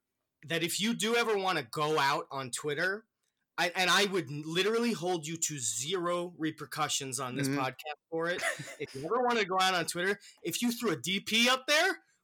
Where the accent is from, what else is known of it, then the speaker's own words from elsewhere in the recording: Massachusetts, United States; Because I'm from Massachusetts.